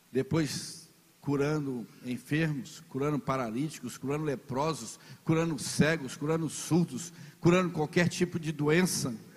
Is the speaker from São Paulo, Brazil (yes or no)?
no; Virgolândia, Minas Gerais, Brazil; nasci em Virgolândia